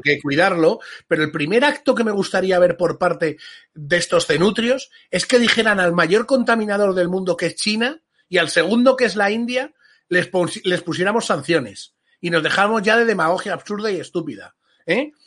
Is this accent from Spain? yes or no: yes; Spain; somos españoles